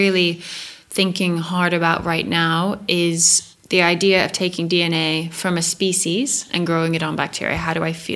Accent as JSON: {"language": "English", "town": "Santa Fe", "region": "New Mexico", "country": "United States", "tie": "born or raised there", "moved": "yes", "said": "Santa Fe is pretty hippie. It's very, we moved there when I was 9"}